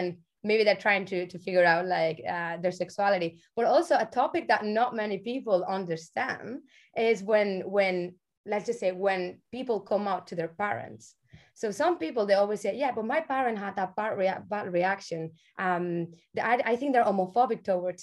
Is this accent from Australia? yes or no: no; Barcelona, Catalonia, Spain; moved away as an adult; now in Ireland; I'm from Barcelona, you know? But I've been living here for nearly like 12 years